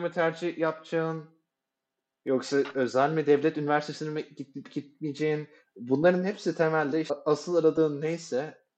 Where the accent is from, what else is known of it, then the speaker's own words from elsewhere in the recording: Turkey; Ama herhangi bir şekilde işte ben de Türk'üm şu çocuk da Türk şeklinde birbirimize karşı bir yakınlık hissetmedik.